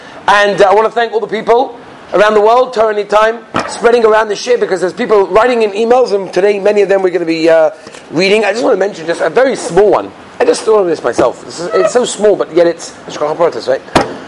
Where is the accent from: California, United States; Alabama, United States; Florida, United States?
California, United States; Los Angeles; I grew up in Los Angeles, California.